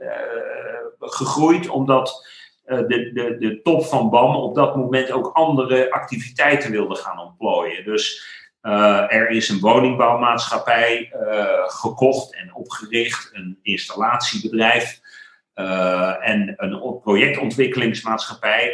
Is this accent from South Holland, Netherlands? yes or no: yes; The Hague, South Holland, Netherlands; accent: Haags; dan horen mensen dat ik uit Den Haag kom. Daar ben ik geboren en getogen. Ik ben Hagenees, geen Hagenaar